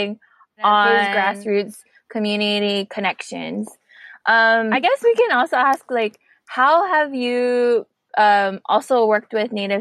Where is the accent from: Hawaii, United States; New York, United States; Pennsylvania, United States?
Hawaii, United States; Oahu; now in Dallas, United States; I come from Papukule Oahu, and I'm currently residing on Kikapu and Wichita land, better known as Dallas